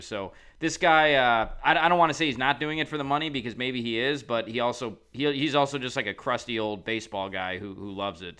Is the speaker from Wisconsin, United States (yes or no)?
yes; Wisconsin, United States; now in Chicago, United States; I grew up in Wisconsin